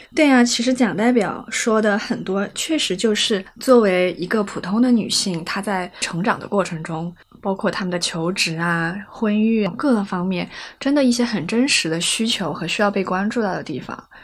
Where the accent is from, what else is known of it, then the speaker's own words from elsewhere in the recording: Chongqing, China; accent: Chongqing dialect; 用我们重庆话说